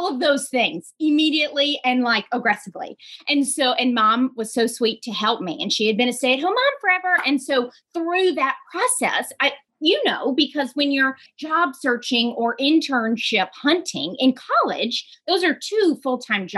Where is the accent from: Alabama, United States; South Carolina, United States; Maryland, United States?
Alabama, United States; I grew up in Alabama